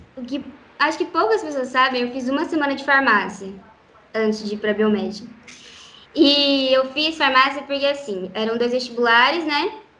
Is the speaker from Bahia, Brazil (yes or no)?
no; Maringá, Paraná, Brazil; also born or lived in Guaratuba, Paraná; eu nasci em Guaratuba, no litoral do Paraná, e vim para cá com oito anos de idade, mais ou menos